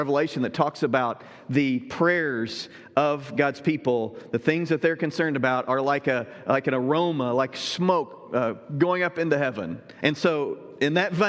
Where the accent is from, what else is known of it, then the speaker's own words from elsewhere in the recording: Southern Illinois, United States; moved away; also born or lived in Southwest Ohio; I grew up in Southern Illinois, you know, served in Southwest Ohio as well